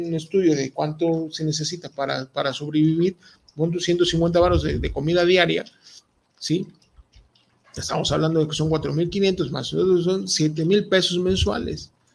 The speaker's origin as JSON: {"language": "Spanish", "region": "Veracruz", "country": "Mexico", "moved": "yes", "lives_now": "Guadalajara, Mexico", "said": "todas las personas que somos de Veracruz, de Veracruz Puerto"}